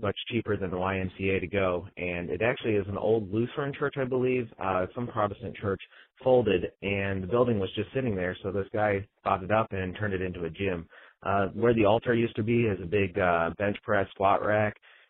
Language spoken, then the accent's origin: English; Barberton, Ohio, United States; now in North Carolina, United States; from North Carolina. Imagine my surprise when I hear my hometown of Barberton, Ohio mentioned